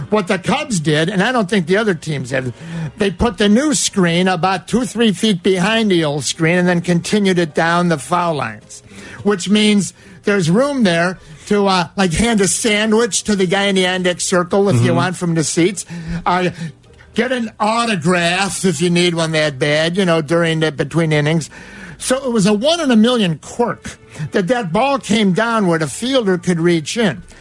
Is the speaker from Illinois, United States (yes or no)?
yes; Cicero, Illinois, United States; I grew up in Cicero. There's not too much I believe in unless I see it.